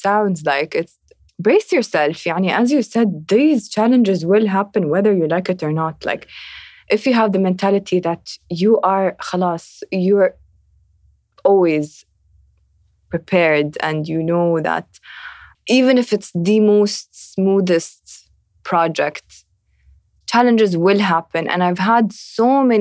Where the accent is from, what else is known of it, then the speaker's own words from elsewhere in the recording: Abu Dhabi, United Arab Emirates; I'm from Abu Dhabi